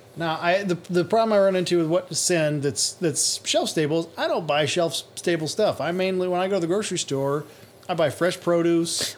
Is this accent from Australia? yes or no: yes; Australia; moved away; being an Aussie